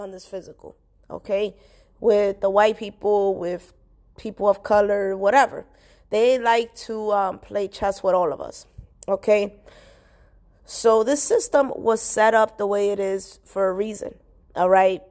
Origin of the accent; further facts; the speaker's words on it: New York City, New York, United States; I was born and raised in Washington Heights slash Inwood.